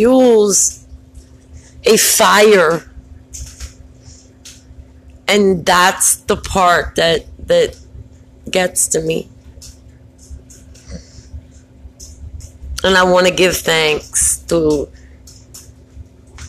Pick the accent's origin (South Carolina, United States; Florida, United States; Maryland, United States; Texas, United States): Maryland, United States; Baltimore; I'm from Baltimore, so, you know, I don't know if people know, but we have a high murder rate